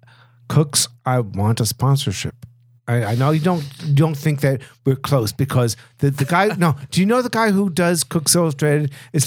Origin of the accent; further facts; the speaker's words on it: New York, United States; I'm a New Yorker. Always born that way.